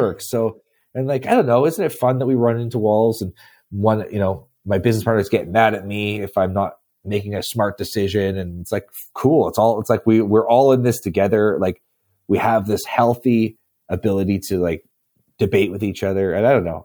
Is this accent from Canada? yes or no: yes; Canada; I'm from Canada. It gets cold here